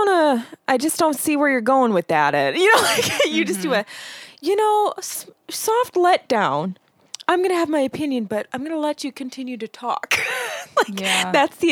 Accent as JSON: {"language": "English", "town": "Chicago", "region": "Illinois", "country": "United States", "tie": "born or raised there", "moved": "as an adult", "lives_now": "Wisconsin, United States", "said": "where we grew up, again, being more Chicagoan"}